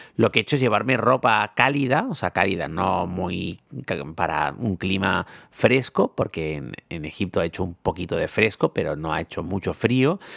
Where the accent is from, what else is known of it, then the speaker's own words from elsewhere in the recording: Tenerife, Canary Islands, Spain; soy de Tenerife